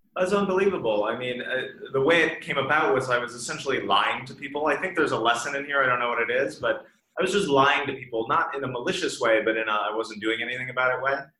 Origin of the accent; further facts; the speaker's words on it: Bemidji, Minnesota, United States; moved away; also born or lived in Leonard, Minnesota / Boston; I grew up in uh, very northern Minnesota, about five hours north of Minneapolis